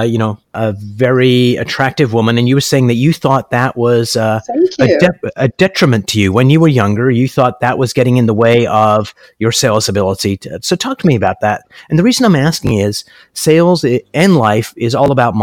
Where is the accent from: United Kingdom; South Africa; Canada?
Canada; I'm a Canadian